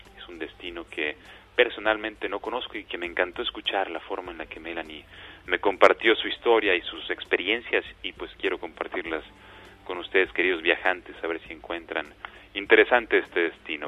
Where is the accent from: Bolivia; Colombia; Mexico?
Mexico; lo somos los mexicanos